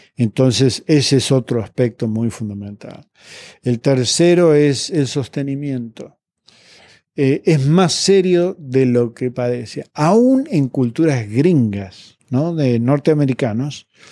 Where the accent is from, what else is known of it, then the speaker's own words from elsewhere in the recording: Argentina; en Argentina, mi país de origen